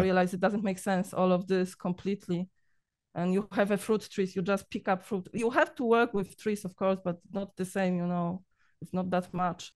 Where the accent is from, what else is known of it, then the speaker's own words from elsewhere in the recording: Poland; English is a second language; moved away as an adult; now in Cyprus; I'm Polish.